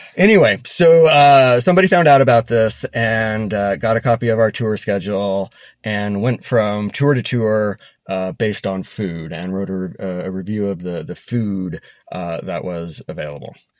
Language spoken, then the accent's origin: English; Denver, Colorado, United States; when I was a kid growing up in Denver